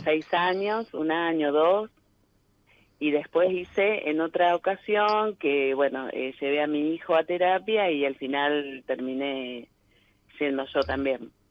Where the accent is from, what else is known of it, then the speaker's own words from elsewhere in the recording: Cañada de Gómez, Santa Fe, Argentina; De Cañada de Gómez, cerca de Rosario